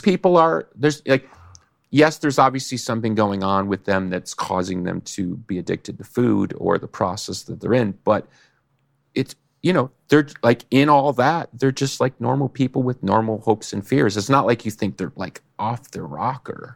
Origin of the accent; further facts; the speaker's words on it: Chicago, Illinois, United States; I'm from Chicago, so everybody knows me